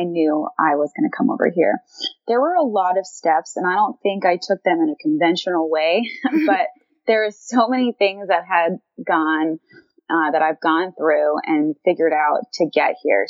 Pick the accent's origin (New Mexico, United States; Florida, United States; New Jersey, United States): New Jersey, United States; Jersey Shore; moved away as an adult; now in San Francisco, United States; I am a New Jersey native, born and raised on the Jersey Shore